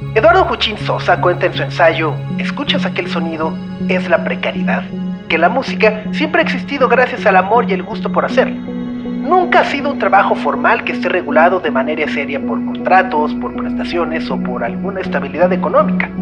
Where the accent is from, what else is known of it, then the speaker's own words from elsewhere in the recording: Mexico; nos defina como mexicanos